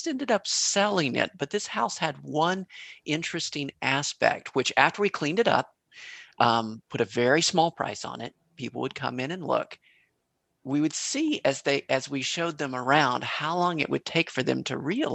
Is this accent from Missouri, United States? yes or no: yes; Kansas City, Missouri, United States; I was born in Kansas City, Missouri